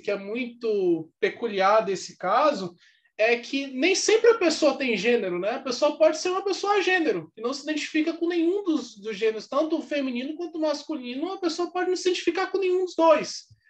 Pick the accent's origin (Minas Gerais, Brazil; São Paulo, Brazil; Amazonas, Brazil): Amazonas, Brazil; eu sou do Amazonas